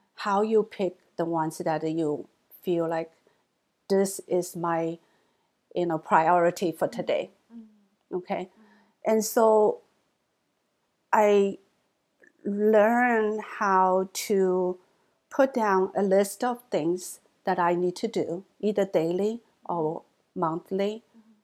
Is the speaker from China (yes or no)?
yes; China; English is a second language; moved away as an adult; also born or lived in Hangzhou, Zhejiang / Michigan / Texas; now in United States; American Chinese, mainland born Chinese